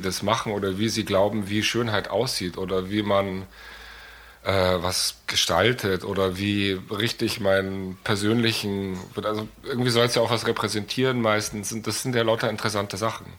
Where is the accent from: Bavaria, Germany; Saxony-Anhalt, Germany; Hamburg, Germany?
Bavaria, Germany; Munich; also born or lived in New York; ich bin in München geboren